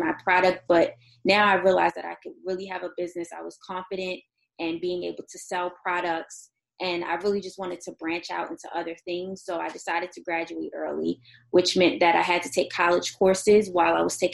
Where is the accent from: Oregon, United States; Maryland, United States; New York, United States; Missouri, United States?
Maryland, United States; Baltimore; I'm from Baltimore